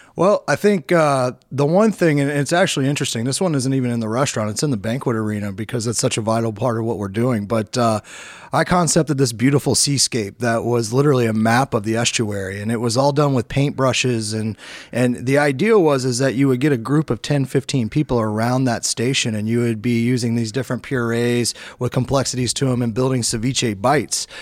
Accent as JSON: {"language": "English", "town": "Washington", "region": "District of Columbia", "country": "United States", "tie": "born or raised there", "moved": "as an adult", "said": "come back to my hometown area"}